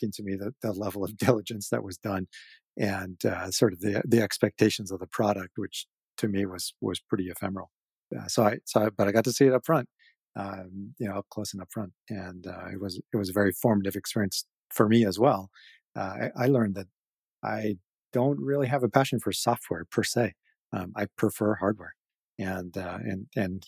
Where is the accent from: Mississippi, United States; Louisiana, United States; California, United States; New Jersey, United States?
California, United States; Salinas; a great place to grow up